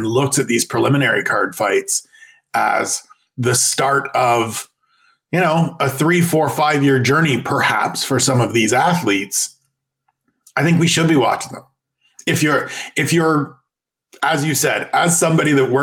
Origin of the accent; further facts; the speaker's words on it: Canada; as a Canadian.